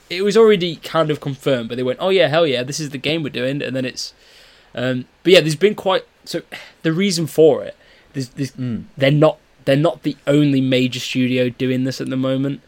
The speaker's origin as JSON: {"language": "English", "country": "United Kingdom", "said": "we're two British guys."}